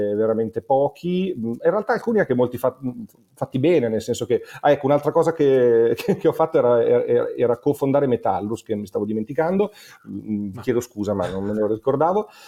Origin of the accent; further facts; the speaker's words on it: Monza, Lombardy, Italy; also born or lived in Milan; Io sono nato a Milano ma cresciuto a Monza